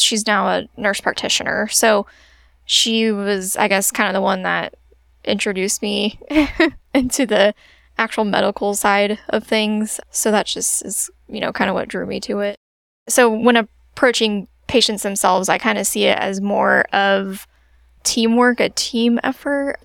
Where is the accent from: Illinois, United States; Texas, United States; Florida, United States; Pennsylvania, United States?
Illinois, United States; Springfield; moved away as an adult; also born or lived in Carbondale, Illinois; I'm originally from Springfield area